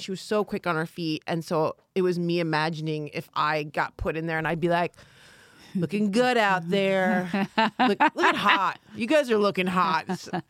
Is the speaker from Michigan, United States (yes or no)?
yes; south of Detroit, Michigan, United States; I'm from south of Detroit.